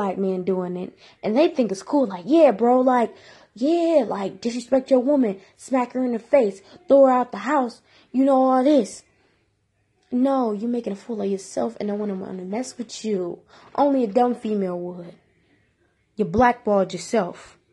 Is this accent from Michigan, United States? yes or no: yes; Detroit, Michigan, United States; I'm from Detroit